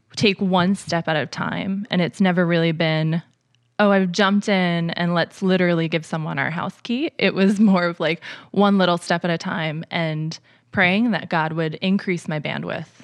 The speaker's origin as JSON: {"language": "English", "region": "northern New Jersey", "country": "United States", "tie": "born or raised there", "moved": "as an adult", "lives_now": "Lancaster, United States", "said": "I grew up in northern New Jersey"}